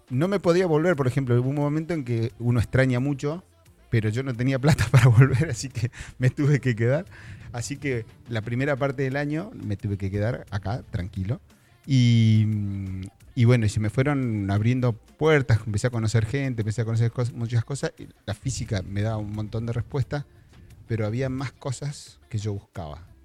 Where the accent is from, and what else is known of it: Junín, Buenos Aires Province, Argentina; born or raised there; moved away as an adult; now in Bahía Blanca, Argentina